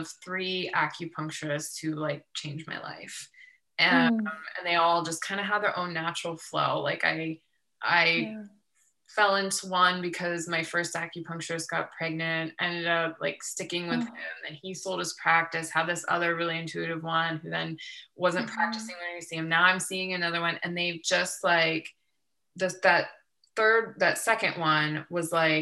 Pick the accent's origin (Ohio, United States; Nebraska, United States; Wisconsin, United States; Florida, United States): Ohio, United States; now in Southern California, United States; I'm from Ohio